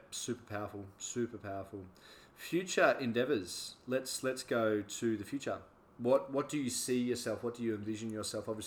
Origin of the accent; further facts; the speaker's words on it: Australia; like I obviously was born in Australia and grew up in Australia